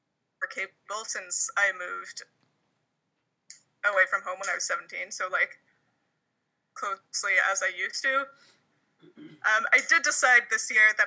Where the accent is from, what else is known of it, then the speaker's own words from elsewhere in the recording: Canada; I'm Canadian